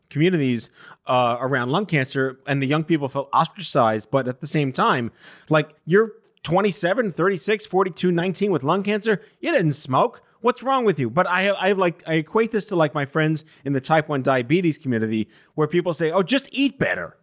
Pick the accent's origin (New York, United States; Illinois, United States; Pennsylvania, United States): New York, United States; New York City; it was the first time I heard a flat A ever growing up in New York City